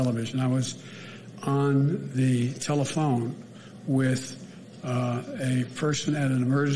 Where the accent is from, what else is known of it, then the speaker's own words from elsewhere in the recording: Pennsylvania, United States; I'm from Pennsylvania.